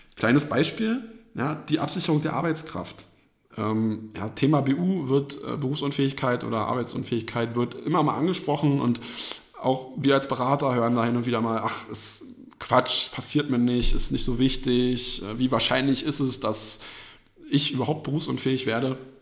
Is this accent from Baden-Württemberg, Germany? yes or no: no; edge of Berlin, Germany; wohne in meinem eigenen Haus am Rand von Berlin, wo ich aufgewachsen bin